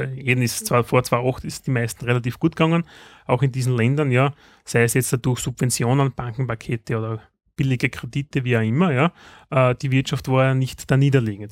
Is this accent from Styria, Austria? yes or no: yes; Styria, Austria; bei uns in der Steiermark